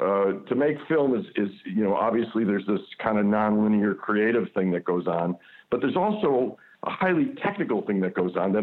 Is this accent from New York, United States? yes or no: yes; Buffalo, New York, United States; moved away as an adult; now in Toronto, Canada; I grew up in Buffalo, New York, which is really, really a working-class town. It's a blue-collar town.